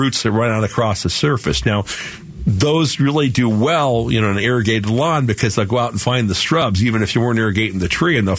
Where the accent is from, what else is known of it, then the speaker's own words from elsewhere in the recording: Phoenix, Arizona, United States; I grew up in Sunny Slopes